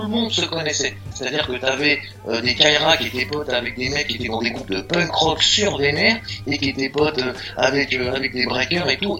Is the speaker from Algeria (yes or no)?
no; Meaux, Île-de-France, France; also born or lived in Paris; les premières compètes que j'ai fait, etc., les premiers championnats, j'étais enfermé chez moi à Meaux